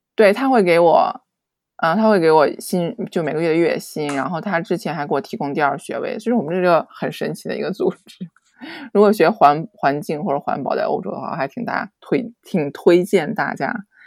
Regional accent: China; also born or lived in Netherlands / Germany; 我是中国人，然后我之前是在荷兰念书，然后在德国工作

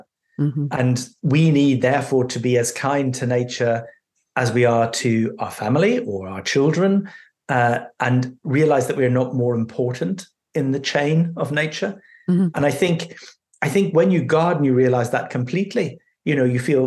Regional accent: Belfast, Northern Ireland, United Kingdom; I was born in Northern Ireland, in Belfast, just as the so-called Troubles were kicking off

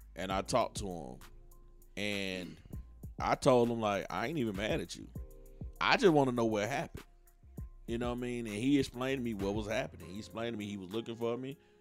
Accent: Atlanta, Georgia, United States; I'm from Atlanta, and you know down here in the South, we always had a family vibe.

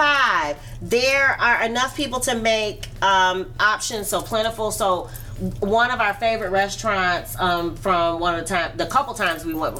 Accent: New York, United States; I'm from New York and I love New York

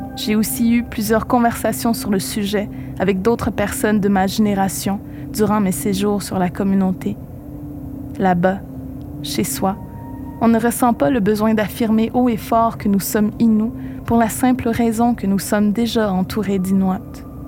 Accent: Pessamit, Quebec, Canada; first language Innu; French is a second language; now in Montreal, Canada; ces premières années de ma vie où tout, absolument tout se passait en monde. Il n'y a que Pessamit

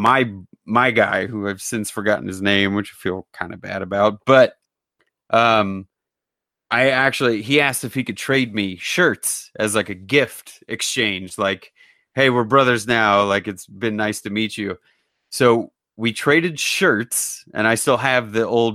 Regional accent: United States; we were Americans

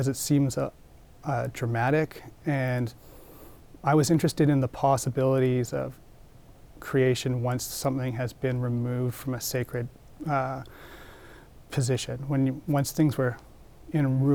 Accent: Comox Valley, Vancouver Island, British Columbia, Canada; I grew up in the Comox Valley on Vancouver Island

